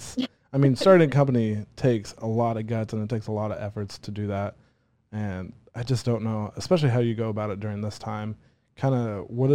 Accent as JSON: {"language": "English", "region": "Indiana", "country": "United States", "said": "I'm a very Indiana guy. I love pretty much all things Indiana."}